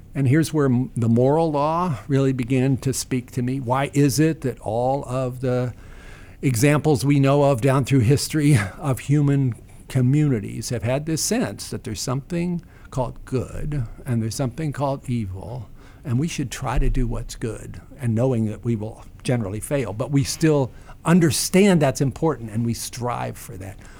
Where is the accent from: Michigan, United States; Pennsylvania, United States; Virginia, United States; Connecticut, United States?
Virginia, United States; Staunton; Stanton, Virginia, my hometown